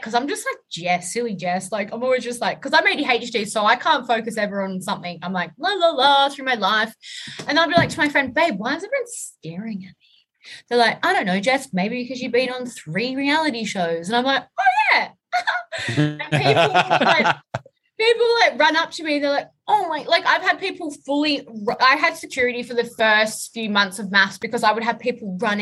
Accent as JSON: {"language": "English", "country": "Australia"}